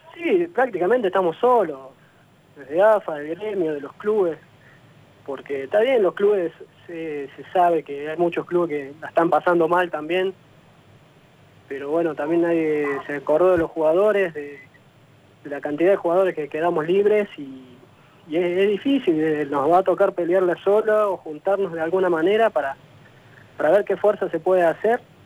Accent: Jesús María, Córdoba, Argentina; now in Jujuy, Argentina; Yo soy de Jesús María

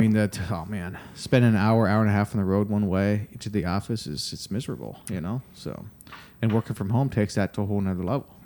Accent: Rochester, New York, United States; now in Austin, United States; I'm from Rochester area

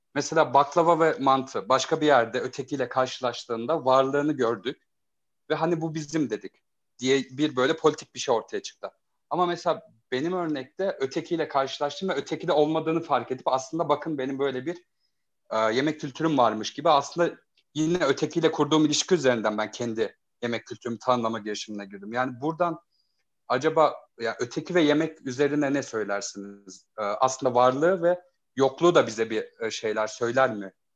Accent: Zonguldak, Turkey; moved away as an adult; now in Ankara, Turkey; İlk lisans yıllarımda Ankara'ya geldiğimde e, Zonguldaklıyım. Zonguldak'tan geldiğimde

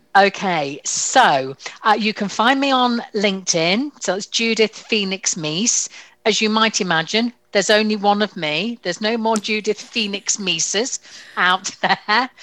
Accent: United Kingdom; we use being terribly British and polite about it

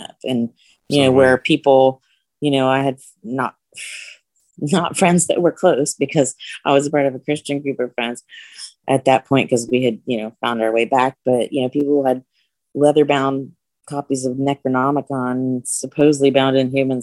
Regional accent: central Ohio, United States; I grew up in central Ohio

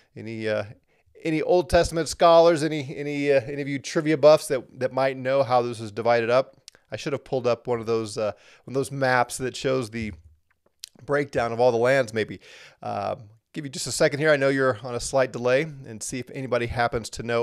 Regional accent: United States; here in the U S, as an American

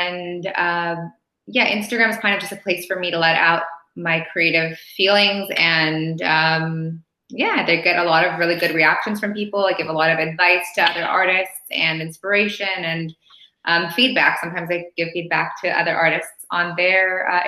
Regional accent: Los Angeles, California, United States; now in Paris, France; I'm originally from Los Angeles.

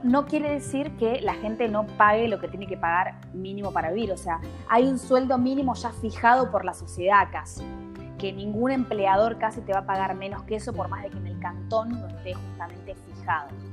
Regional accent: Buenos Aires, Argentina; moved away as an adult; now in Switzerland; yo soy de Buenos Aires

